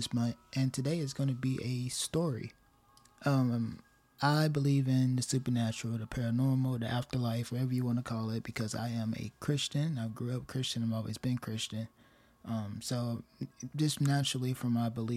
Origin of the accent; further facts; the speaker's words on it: rural town in Tennessee, United States; my hometown has some kind of energy to it, some kind of presence to it, because it is a war town, a Civil War town, very old, very remote, isolated from everything else, pretty much. Very rural town in Tennessee